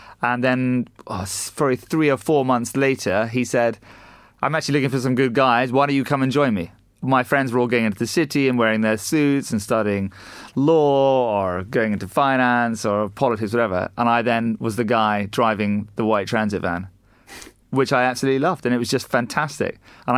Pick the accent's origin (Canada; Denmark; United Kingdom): United Kingdom; Scotland; also born or lived in United States / Asia; We grew up in Scotland originally, which you and I discussed earlier. Then we spent some time in the US and then a little bit of time in Asia.